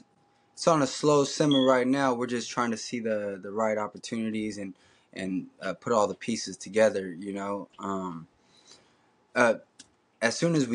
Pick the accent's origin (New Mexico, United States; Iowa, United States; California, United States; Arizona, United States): California, United States; Bay Area; I'm from the Bay Area.